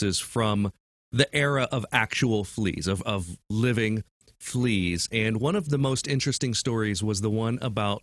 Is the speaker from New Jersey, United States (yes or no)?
no; Ohio, United States; as an American